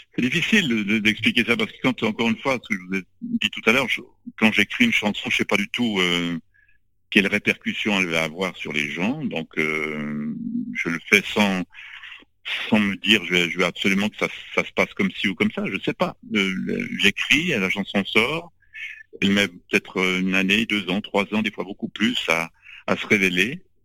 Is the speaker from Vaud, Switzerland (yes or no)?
yes; Lausanne, Vaud, Switzerland; J'ai grandi à Lausanne, en Suisse